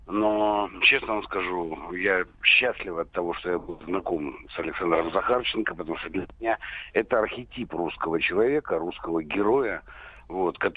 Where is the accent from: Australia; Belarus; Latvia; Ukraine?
Ukraine; Donbas; moved away as an adult; я родился, вырос на Донбассе, вот, и потом, правда, уже взрослым оттуда уехал. Для меня это родная земля